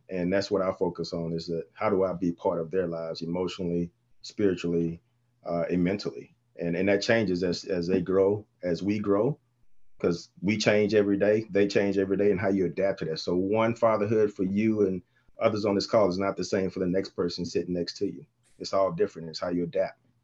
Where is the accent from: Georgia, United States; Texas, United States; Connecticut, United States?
Texas, United States; now in Michigan, United States; Born and raised in Texas